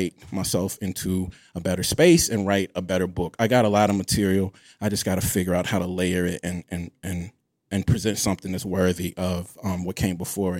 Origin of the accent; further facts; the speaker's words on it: Mississippi, United States; I'm from Mississippi, shit.